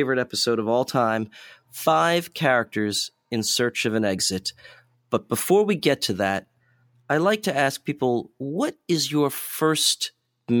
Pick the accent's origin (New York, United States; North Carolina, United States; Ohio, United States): New York, United States; I grew up in New York too, not in Brooklyn